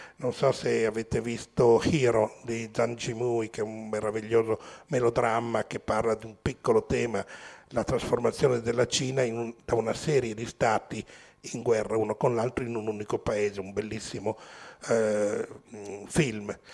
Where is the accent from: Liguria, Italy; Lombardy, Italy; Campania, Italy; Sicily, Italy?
Lombardy, Italy; Milan; nato e cresciuto a Milano